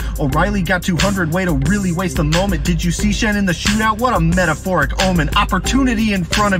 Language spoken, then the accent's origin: English; Minnesota, United States; Yeah, well, I'm from Minnesota, so I don't care about that.